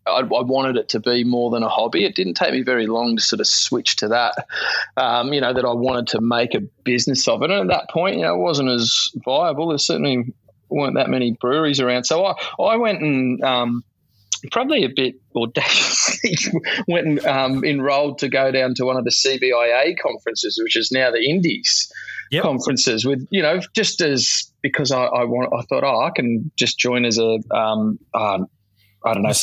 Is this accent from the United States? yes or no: no; Sutherland Shire, New South Wales, Australia; But I wanted to bring it to my hometown